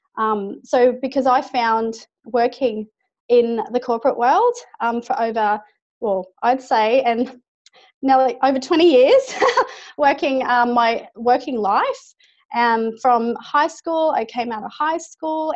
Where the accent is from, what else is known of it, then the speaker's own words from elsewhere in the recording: Brisbane, Queensland, Australia; I'm from Brisbane, Australia, obviously, and not too far from the Gold Coast